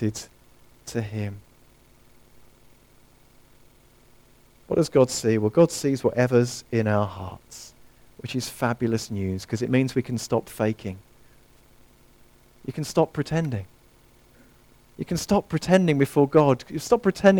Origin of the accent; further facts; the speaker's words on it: near Harefield Hospital, northwest London, United Kingdom; I grew up near Harefield Hospital, northwest London, just on the outskirts